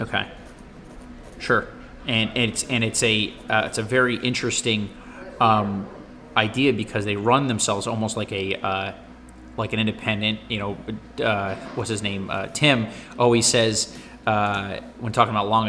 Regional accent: United States; a stupid American

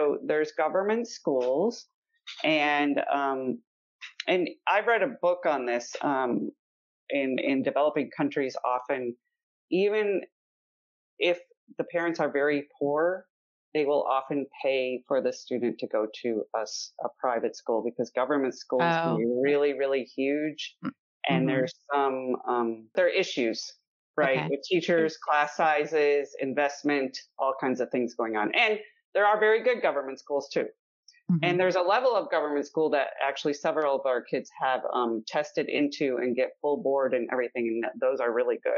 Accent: Wisconsin, United States; I grew up in Wisconsin

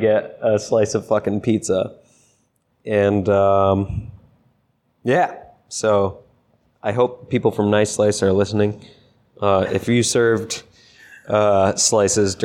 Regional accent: Connecticut, United States; now in Rhode Island, United States; I was spoiled growing up in Connecticut

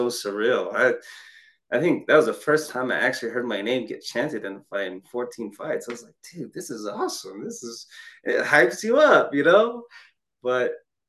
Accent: Ogden, Utah, United States; my hometown, Ogden

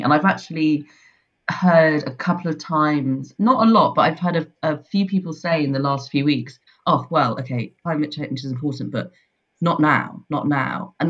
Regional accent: London, United Kingdom; now in Leith, United Kingdom; I was born in London

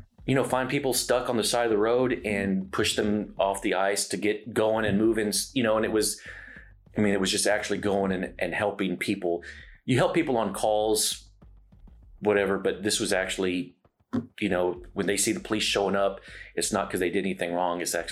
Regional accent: San Antonio, Texas, United States; moved away as an adult; now in Dallas, United States; I grew up in San Antonio. I've been here in Dallas since I was 23

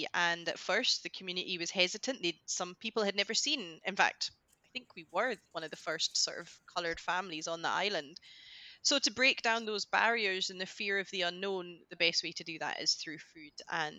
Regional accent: Orkney, Scotland, United Kingdom; accent: Scottish; also born or lived in London; so that's where the Scottish accent comes from, because I've just grown up in Scotland all my life. I identify as being Scottish Asian, Scottish coming first. And yeah, grew up on the island.

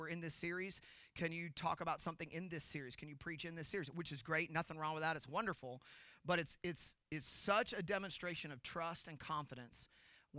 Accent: Kansas City, United States; now in Boston, United States; I'm actually not from Boston, although that's where I live now. I'm originally from Kansas City.

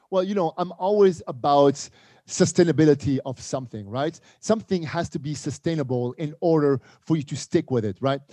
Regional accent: Montreal, Quebec, Canada; moved away; also born or lived in Casablanca, Morocco; We moved to Montreal, Canada, uh, Montreal, Quebec. And this is where, you know, I grew up.

